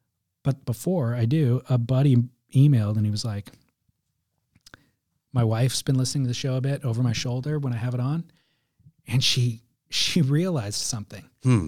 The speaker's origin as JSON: {"language": "English", "region": "California", "country": "United States", "tie": "born or raised there", "said": "I'm 55. I grew up surfing in Southern California."}